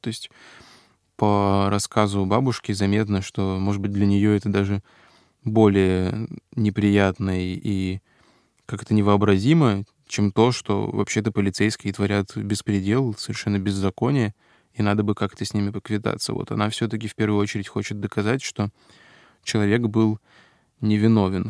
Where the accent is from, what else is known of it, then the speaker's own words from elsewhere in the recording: Russian Far East, Russia; на Дальнем Востоке, откуда я родом